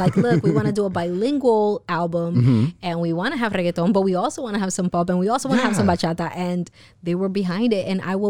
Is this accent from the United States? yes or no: yes; Houston, Texas, United States; also born or lived in Florida / St. Croix; I grew up between Houston, Texas. Shout out H-Town. I was born in Florida, but then I was also raised in the Virgin Islands.